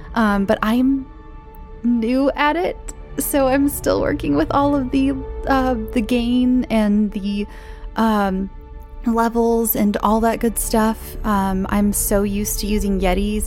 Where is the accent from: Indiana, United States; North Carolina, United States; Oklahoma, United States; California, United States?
California, United States; Imperial; I'm from a place called Imperial, California